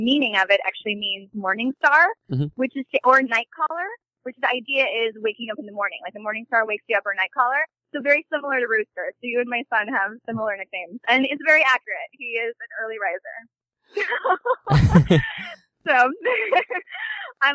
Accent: St. Louis, Missouri, United States; I'm from St. Louis, Missouri.

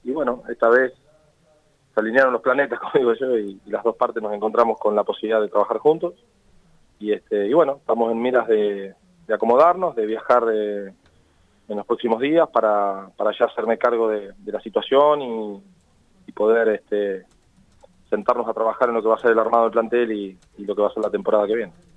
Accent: Argentina; somos tan exitistas los argentinos

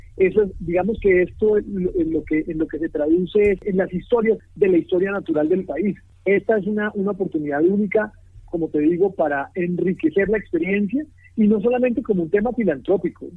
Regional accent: Colombia; uno, como colombiano

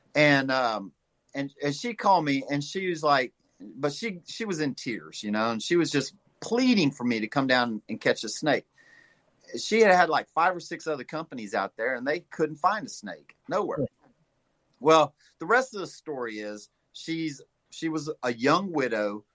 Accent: Louisiana, United States; now in St. Louis, United States; I was raised in the swamps of Louisiana

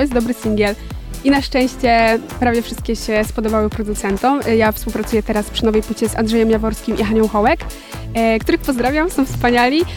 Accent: Podkarpacie, Subcarpathian Voivodeship, Poland; u mnie na Podkarpaciu, gdzie jestem z małej wioski, chodzę do małego liceum

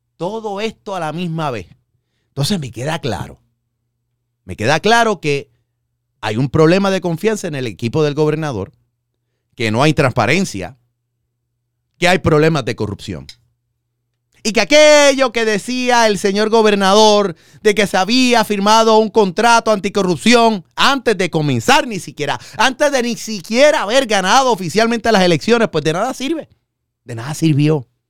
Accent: Puerto Rico

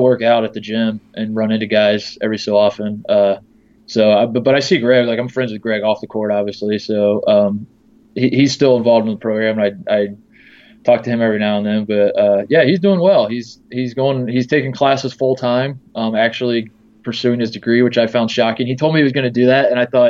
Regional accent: Indiana, United States; moved away; also born or lived in Ohio; I grew up in Indiana.

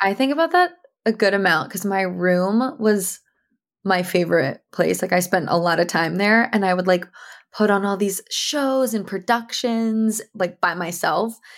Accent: New Canaan, Connecticut, United States; I grew up in Connecticut

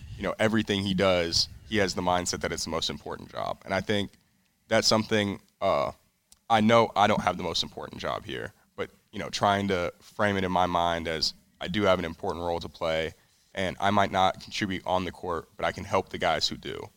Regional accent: Colorado, United States; now in California, United States; I'm originally from Colorado. That's where I Well, that's where I grew up and went to high school, but I live in, uh, California now. That's where I was born

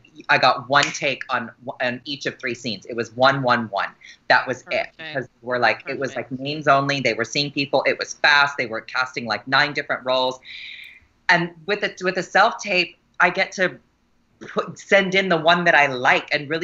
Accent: San Diego, California, United States; now in Los Angeles, United States; I'm from San Diego

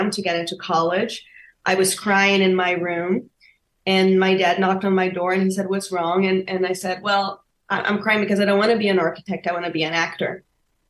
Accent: Rio de Janeiro, Brazil; now in Los Angeles, United States; I was born and raised in Rio de Janeiro.

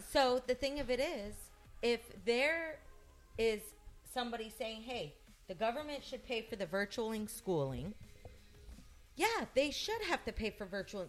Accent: United States; I'm an American woman

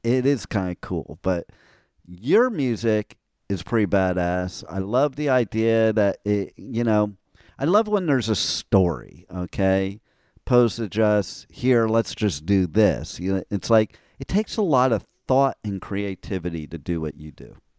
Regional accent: New Jersey, United States; moved away; also born or lived in Old Bridge, New Jersey / Los Angeles; I'm originally from Jersey

